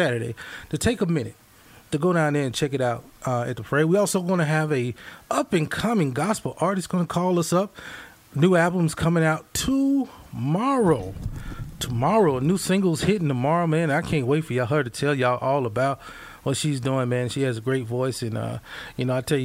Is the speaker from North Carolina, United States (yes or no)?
no; Mississippi, United States; now in Missouri, United States; I grew up in Mississippi